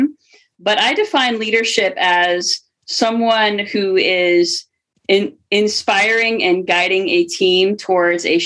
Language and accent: English; New York, United States; we're both from New York